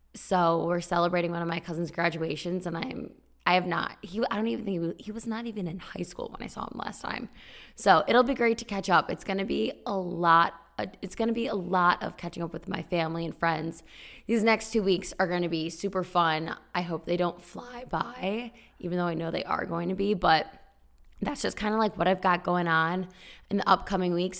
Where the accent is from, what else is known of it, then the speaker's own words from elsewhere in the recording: small town four hours west of Chicago, Illinois, United States; moved away as an adult; also born or lived in Champaign-Urbana, Illinois; now in Los Angeles, United States; I am originally from a small town four hours west of Chicago. And then I went to college in state